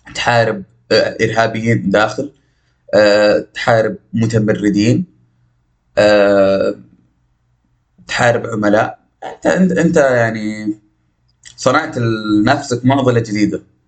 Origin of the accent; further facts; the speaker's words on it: Najd, Saudi Arabia; accent: Najdi; نجدي من قلب صحراء نجد